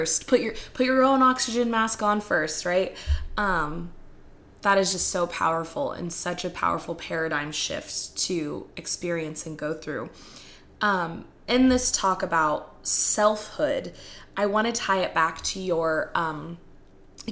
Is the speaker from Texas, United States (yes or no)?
yes; Texas, United States; I'm from Texas. I live in the Bible Belt